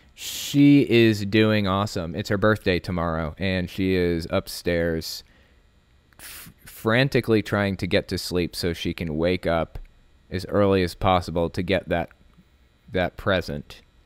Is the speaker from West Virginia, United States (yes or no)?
yes; West Virginia, United States; born or raised there; also born or lived in Connecticut